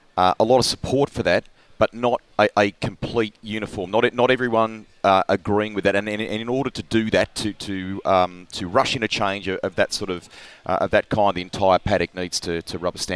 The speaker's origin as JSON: {"language": "English", "country": "Australia", "also_born_or_lived": "New Zealand", "said": "I'm proud Aussie, always will be."}